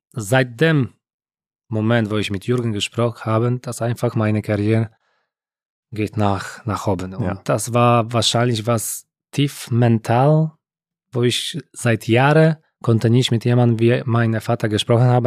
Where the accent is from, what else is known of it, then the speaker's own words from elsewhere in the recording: Poland; German is a second language; moved away as an adult; ich war aus Polen.